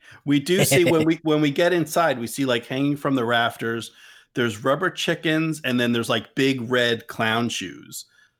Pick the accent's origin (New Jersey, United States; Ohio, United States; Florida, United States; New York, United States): New Jersey, United States; Yeah, I'm from New Jersey.